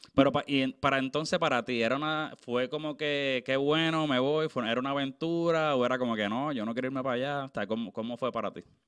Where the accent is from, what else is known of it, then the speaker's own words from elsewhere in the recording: Puerto Rico; yo soy obviamente de Puerto Rico